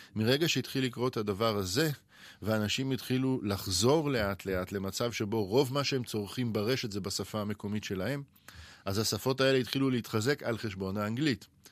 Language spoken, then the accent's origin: Hebrew; Israel; השפה שאנחנו כישראלים מדברים